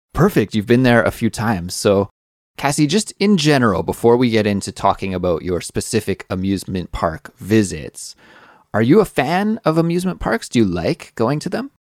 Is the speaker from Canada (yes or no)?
yes; Kelowna, British Columbia, Canada; Growing up in my hometown, Kelowna, British Columbia, Canada